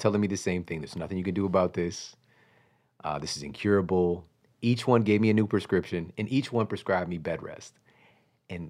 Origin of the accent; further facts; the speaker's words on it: Ferguson, Missouri, United States; I'm from Ferguson, Missouri. I'm from St. Louis, Missouri